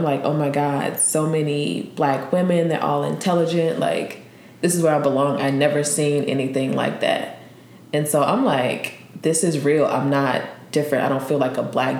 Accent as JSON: {"language": "English", "town": "Franklinton", "region": "Louisiana", "country": "United States", "tie": "born or raised there", "said": "I'm originally from Franklinton, Louisiana. It's a very small town where everyone kind of knows everyone. The people that I graduated with are basically the people that I started kindergarten with."}